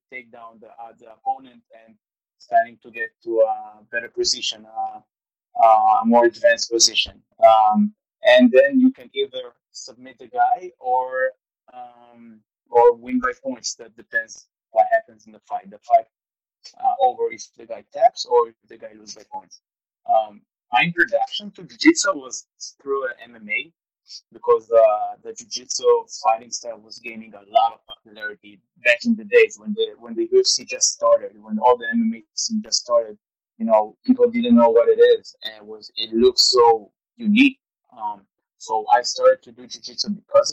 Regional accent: Israel; I was born and raised in Israel.

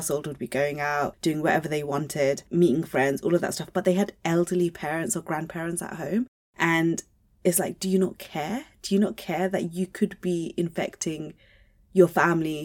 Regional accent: Luton, East of England, United Kingdom; I'm from Luton

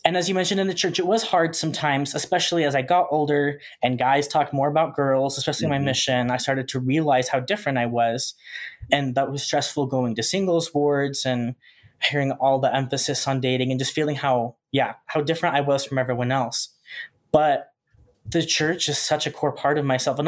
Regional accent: Chandler, Arizona, United States; I'm also from Arizona. I grew up in Chandler

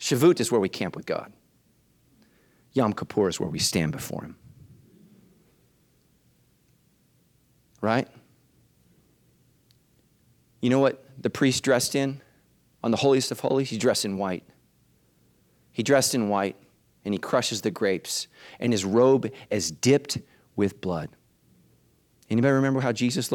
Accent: California, United States; as a Californian, I was like, well. Okay. I'm from California

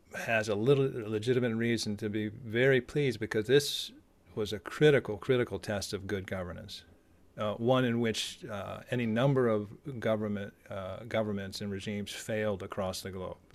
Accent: United States; as an American

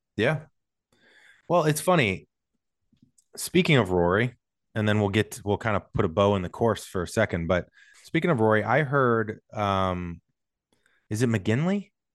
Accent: St. Louis, Missouri, United States; now in Los Angeles, United States; I'm from Saint Louis, big sports town

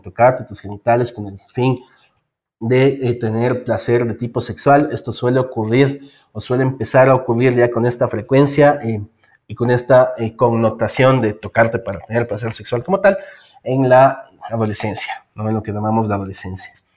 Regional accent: Ecuador; soy eh, del Ecuador, vivo en Quito

